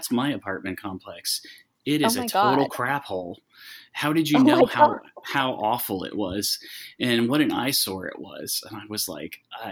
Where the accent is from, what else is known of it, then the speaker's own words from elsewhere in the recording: Iowa, United States; moved away; I'm from Iowa originally